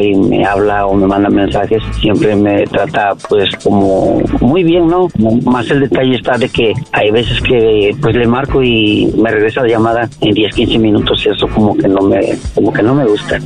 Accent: Mexico; soy de México

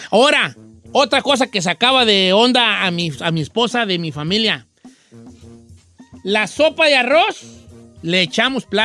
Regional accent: Michoacán, Mexico; Yo soy de Michoacán y yo no...

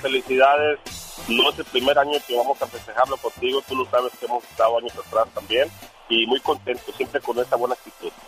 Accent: Jalisco, Mexico; now in Los Angeles, United States; nosotros somos de Jalisco

